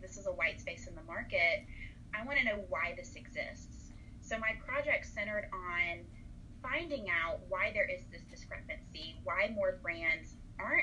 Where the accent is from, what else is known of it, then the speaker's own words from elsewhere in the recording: Birmingham, Alabama, United States; moved away as an adult; also born or lived in Savannah, Georgia; I grew up in Birmingham, Alabama, lived there all the way until I actually moved to Savannah to go to SCAD for grad school